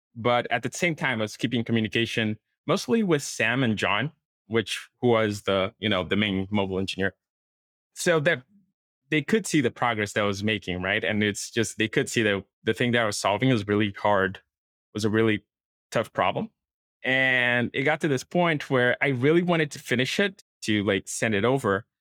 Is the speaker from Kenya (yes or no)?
no; Brazil; moved away as an adult; now in Portugal; I'm from Brazil, and I started working as a software engineer in Brazil